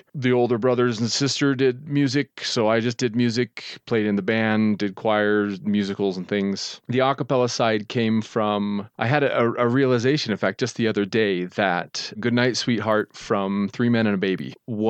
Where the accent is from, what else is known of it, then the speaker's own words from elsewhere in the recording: Utah, United States; And I grew up in Utah, very large Mormon families.